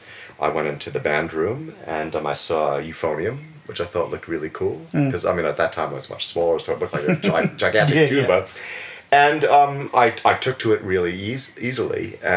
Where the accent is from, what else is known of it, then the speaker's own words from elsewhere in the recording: New Jersey, United States; moved away as an adult; now in Wellington, New Zealand; I grew up in the New York metropolitan area in New Jersey